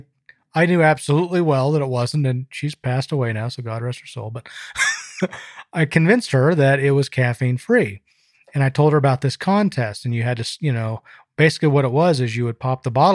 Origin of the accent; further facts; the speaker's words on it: Salt Lake City, Utah, United States; I grew up in Salt Lake City and we were a Mormon family.